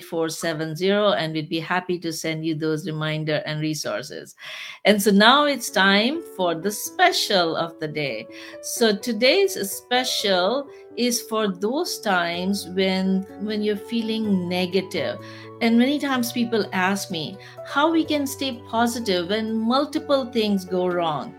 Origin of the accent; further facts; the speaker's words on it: Pakistan; moved away; I'm from Pakistan